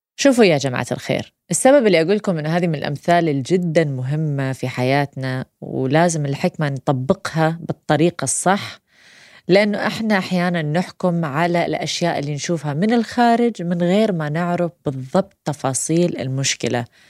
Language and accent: Arabic; Iraq; احنا عراقيين